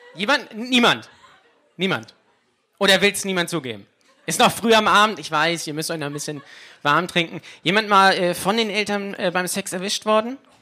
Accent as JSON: {"language": "German", "town": "Lübeck", "region": "Schleswig-Holstein", "country": "Germany", "said": "ich komme direkt aus LA. Ja, das ist meine Hood, LA. Lübeck-Altstadt."}